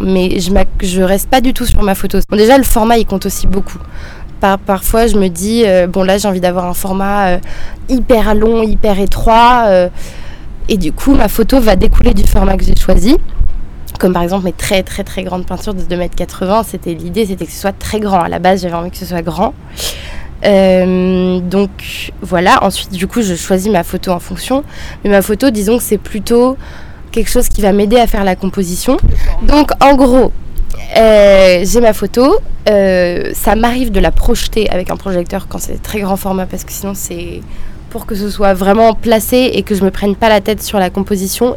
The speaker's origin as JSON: {"language": "French", "town": "Marseille", "region": "Provence-Alpes-Côte d'Azur", "country": "France", "moved": "as an adult", "lives_now": "Paris, France", "said": "je suis de Marseille à la base et euh, je suis partie à Paris"}